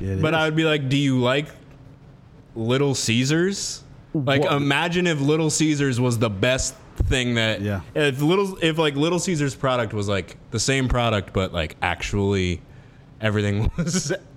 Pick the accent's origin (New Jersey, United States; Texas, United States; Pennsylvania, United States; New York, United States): New Jersey, United States; Because growing up in New Jersey, like that's the thing.